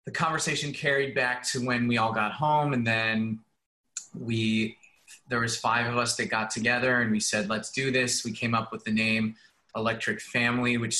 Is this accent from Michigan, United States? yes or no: yes; Michigan, United States; also born or lived in Toronto, Ontario, Canada / Ohio / Poland / Las Vegas; now in Los Angeles, United States; Grew up in Michigan, went to college at Bowling Green State University, played hockey there in Ohio